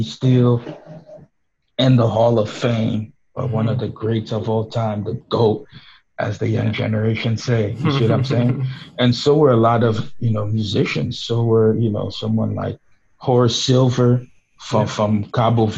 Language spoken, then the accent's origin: English; Haiti; now in New York, United States; the church music that I grew up listening to in Haiti